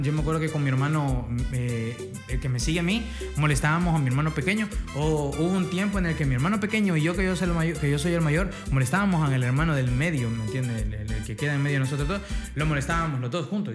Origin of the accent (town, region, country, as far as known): El Salvador